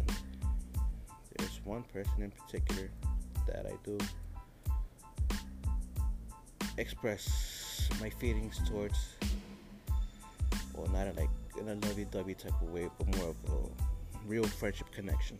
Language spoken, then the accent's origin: English; New York City, New York, United States; I am from New York, the city that never sleeps